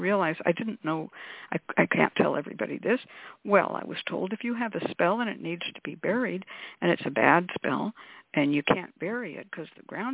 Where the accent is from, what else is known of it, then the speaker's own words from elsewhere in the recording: California, United States; I grew up in California